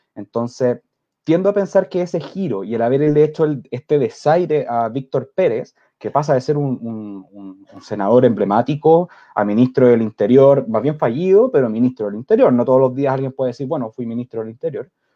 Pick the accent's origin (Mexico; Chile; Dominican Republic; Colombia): Chile; nosotros como chilenos